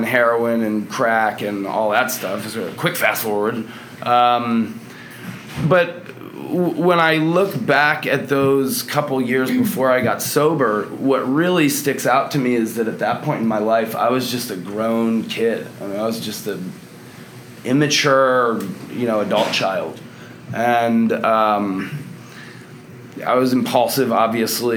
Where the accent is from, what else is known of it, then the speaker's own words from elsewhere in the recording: Delaware, United States; moved away as an adult; now in Austin, United States; I'm from Delaware originally. I've been out here in Austin for about 5 or 6 years.